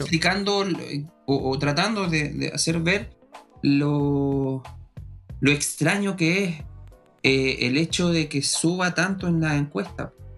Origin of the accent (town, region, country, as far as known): Chile